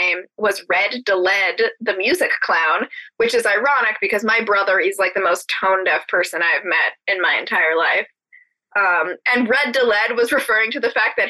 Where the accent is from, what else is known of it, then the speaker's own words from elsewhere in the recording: New England, United States; Based in my hometown